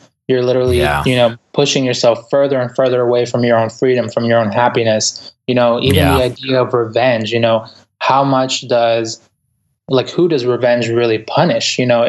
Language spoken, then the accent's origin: English; Ecuador; English is a second language; now in United States; I'm an immigrant. Like, I came from Ecuador. English is my second language. And, you know, the way I grew up in the inner city.